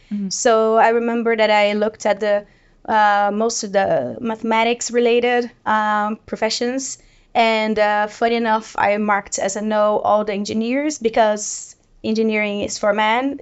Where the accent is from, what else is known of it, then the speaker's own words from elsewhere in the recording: Brazil; moved away as an adult; now in Sweden; I live in Sweden for 13 years, and I'm originally from Brazil